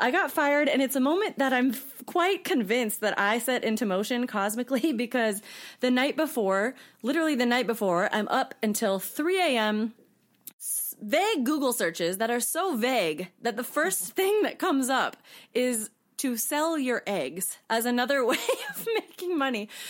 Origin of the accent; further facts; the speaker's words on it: Washington, United States; also born or lived in Colorado; um, so, I was born in Colorado. I grew up mainly in Washington state, and I lived abroad in multiple countries growing up with my parents and my little brother.